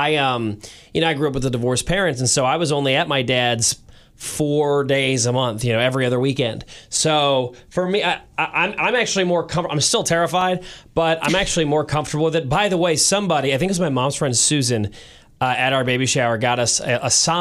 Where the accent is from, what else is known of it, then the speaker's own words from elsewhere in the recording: St. Louis, Missouri, United States; now in Kansas City, United States; my family is in St. Louis. I was born and raised there